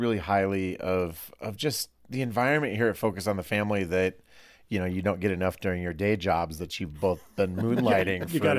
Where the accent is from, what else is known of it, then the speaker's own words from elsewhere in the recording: Iowa, United States; But I'm from Iowa, okay. So I say primer.